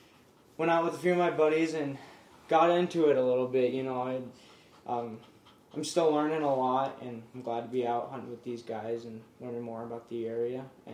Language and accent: English; Havre, Montana, United States; I'm from a small town in North Central Montana called Havre, Montana. I'm a fish and wildlife management major